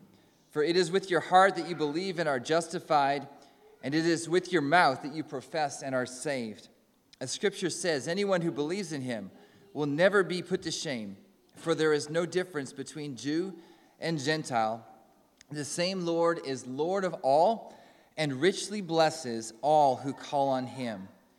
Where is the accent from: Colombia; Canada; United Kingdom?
Canada; accent: Canadian; moved away; As you can tell from my accent, I'm from Calder Crooks, but originally from Canada. There's still a bit of Canadian in there.